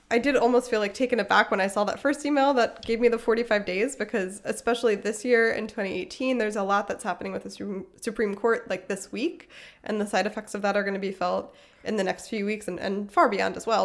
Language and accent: English; Pennsylvania, United States; moved away; also born or lived in South Carolina / Illinois; I'm from Pennsylvania, which is a swing state, and I was living in first South Carolina and then Illinois